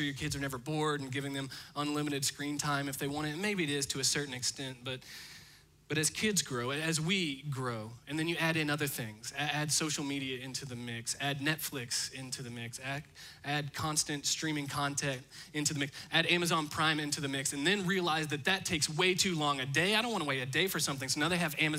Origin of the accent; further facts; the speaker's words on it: Indiana, United States; I'm from Indiana, and so I actually spent a lot of my life looking out my bedroom window across to a cornfield.